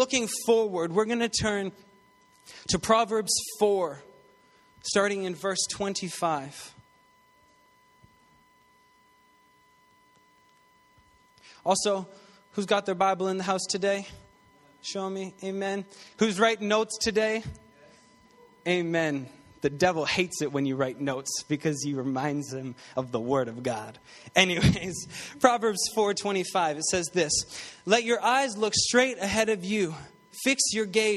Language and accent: English; St. Catharines, Ontario, Canada; now in Greater Toronto Area, Canada; I was born and raised in St. Catharines, Ontario